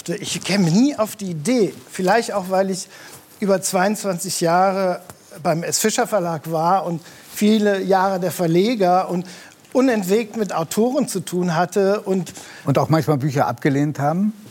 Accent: Rhineland, Germany; born there; ich bin ja im Rheinland geboren

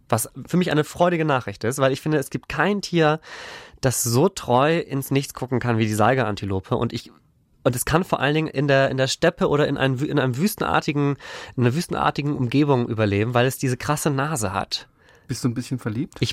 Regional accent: Northern Germany, Germany; ich hatte meine Probleme, wie gesagt, als Norddeutscher im, im Süden irgendwie die Leute zu verstehen

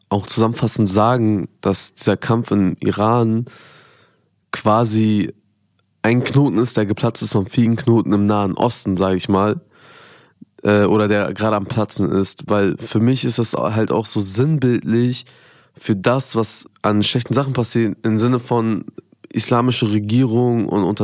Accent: Afghanistan; ich als Afghane quasi in einem, in so einem Environment voller Perser und IranerInnen, ähm, habe mich dann auch zugehörig gefühlt

